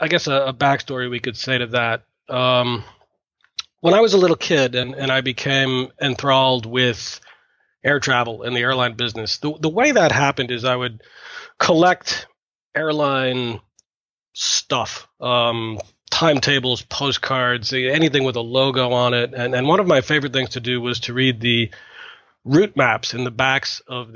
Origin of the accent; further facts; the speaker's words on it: Massachusetts, United States; I live in Boston in the U.S. I'm an airline pilot. I've been an airline pilot for about 25 years. I grew up in Massachusetts in the U.S.